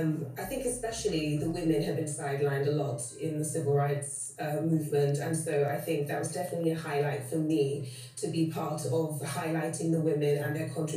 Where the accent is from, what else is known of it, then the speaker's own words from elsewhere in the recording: United Kingdom; I'm British